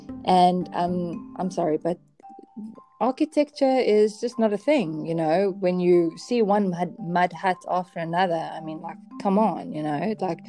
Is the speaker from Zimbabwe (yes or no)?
no; South Africa; moved away; from South Africa.